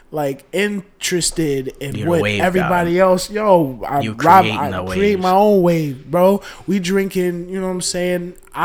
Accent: New York, United States; we're from New York.

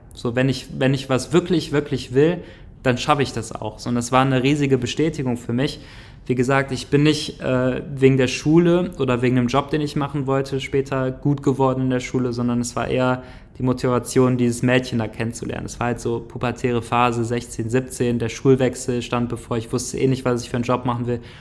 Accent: Grevenbroich, North Rhine-Westphalia, Germany; also born or lived in Neukirchen; ich bin äh, aufgewachsen in einem kleinen Dorf in der Nähe von Grevenbruch. Grevenbruch ist so ja, eine kleinere Stadt, die in der Nähe von Düsseldorf ist

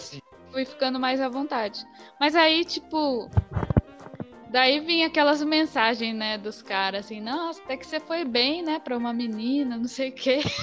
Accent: Ubatuba, São Paulo, Brazil; moved away as an adult; now in São Paulo, Brazil; eu sou, na real, sou de Ubatuba, eu moro em São Paulo. Vim pra cá estudar dança.

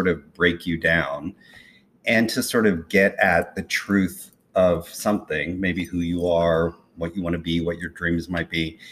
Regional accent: Salina, Kansas, United States; moved away; when you're a gay kid in Salina, Kansas in the 60s and 70s

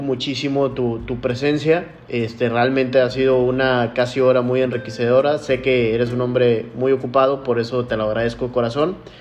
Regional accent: Mexico; como mexicanos

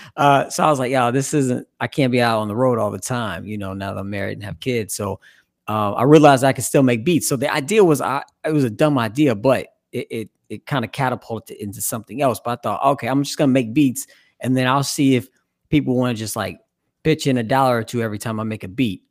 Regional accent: Evansville, Indiana, United States; now in Cincinnati, United States; growing up in the Midwest, I'm originally from Evansville, Indiana. I've been in Cincinnati now for, like, twenty years

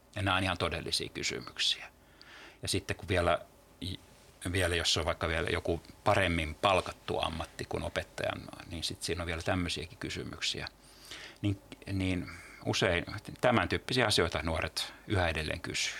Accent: Turku, Southwest Finland, Finland; mä oon Turusta kotoisin

